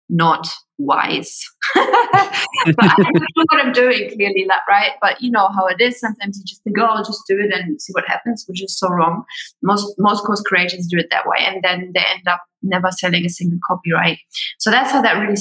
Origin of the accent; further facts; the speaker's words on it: Germany; moved away as an adult; also born or lived in Sydney, Australia; I'm originally from Germany.